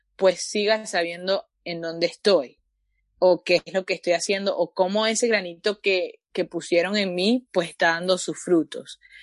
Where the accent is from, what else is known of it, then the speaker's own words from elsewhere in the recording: Venezuela; now in Canada; yo soy venezolana